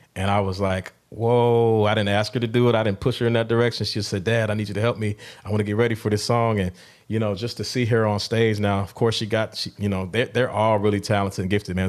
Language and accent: English; Milwaukee, Wisconsin, United States; my hometown of Milwaukee